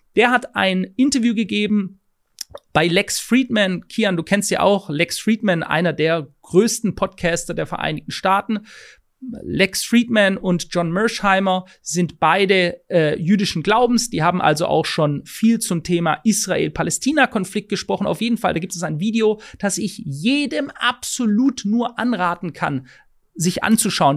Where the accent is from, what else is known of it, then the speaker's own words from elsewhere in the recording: Germany; bei uns in Deutschland